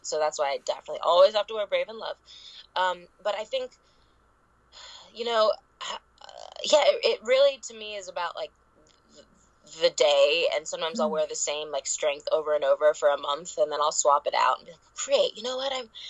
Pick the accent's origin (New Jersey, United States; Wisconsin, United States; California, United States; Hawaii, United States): California, United States; Los Angeles; the whole subject of body image issues and growing up in Hollywood and comparison and trying to rebrainwash ourselves to love our flaws.